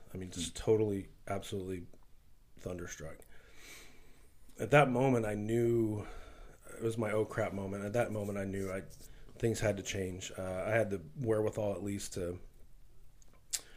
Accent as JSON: {"language": "English", "town": "Wichita", "region": "Kansas", "country": "United States", "tie": "born or raised there", "said": "So I grew up here in Wichita"}